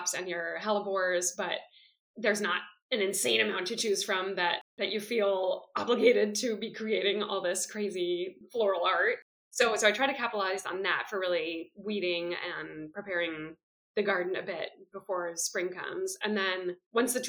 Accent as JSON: {"language": "English", "town": "Oakland", "region": "California", "country": "United States", "tie": "born or raised there", "moved": "as an adult", "lives_now": "Belgium", "said": "I grew up in Oakland"}